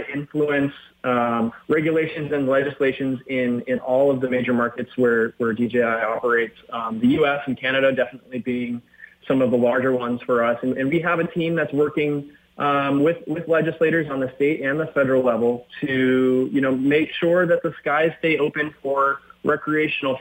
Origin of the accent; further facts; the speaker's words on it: Minnesota, United States; I grew up in Minnesota